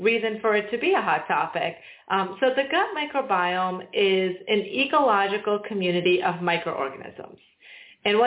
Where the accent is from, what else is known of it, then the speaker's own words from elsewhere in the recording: Delaware, United States; also born or lived in Massachusetts / Illinois / North Carolina; I grew up in Delaware